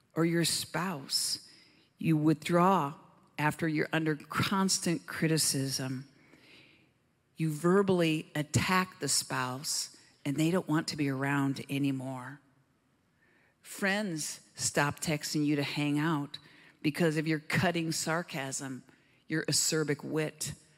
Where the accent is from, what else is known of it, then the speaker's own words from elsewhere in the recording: Southern Oregon, United States; I hail from Southern Oregon.